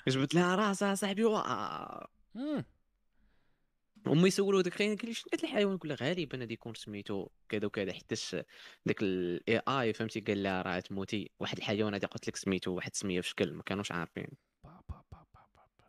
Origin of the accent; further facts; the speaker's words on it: Morocco; عندنا في المغرب